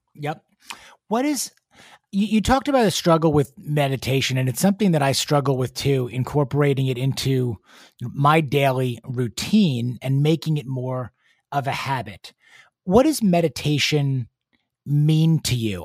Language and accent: English; New York City, New York, United States; moved away as an adult; now in Houston, United States; I'm a native New Yorker